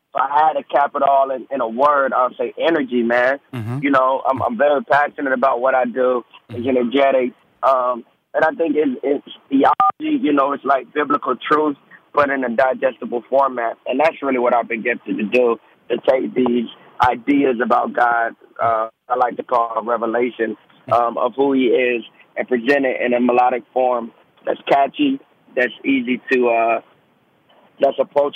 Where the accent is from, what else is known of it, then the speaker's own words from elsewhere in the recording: Georgia, United States; also born or lived in Delaware / Germany; now in South Carolina, United States; Born Delaware, first 2 years Germany primarily. I grew up in Georgia, state of Georgia, and now I'm in South Carolina, so cool.